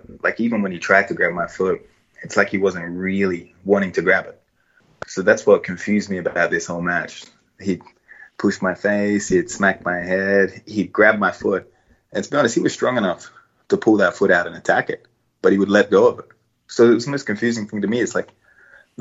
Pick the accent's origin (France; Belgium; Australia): Australia; being an Australian